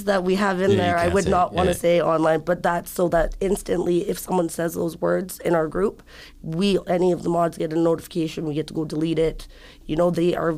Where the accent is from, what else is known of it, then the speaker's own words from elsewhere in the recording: Schreiber, Ontario, Canada; now in Thunder Bay, Canada; I'm from Scriber